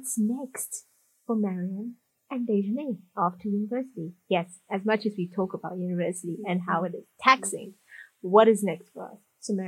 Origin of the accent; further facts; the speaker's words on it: Nairobi, Kenya; also born or lived in Zimbabwe / South Africa; And I was born in Zimbabwe. Lived in South Africa, then moved to Kenya at quite a young age. Had my high school here. Bounced around from country to country for a bit, and now I'm living here in Nairobi as I finish my degree.